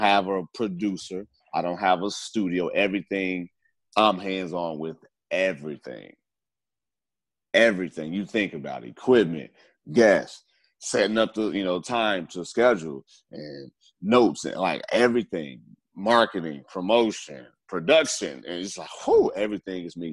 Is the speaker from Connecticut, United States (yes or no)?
no; Gary, Indiana, United States; now in Houston, United States; I grew up in the Midwest, Gary, Indiana